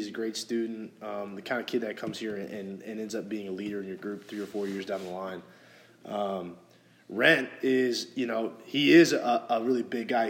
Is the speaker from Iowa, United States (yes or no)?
no; St. Louis, Missouri, United States; moved away; where I grew up in St. Louis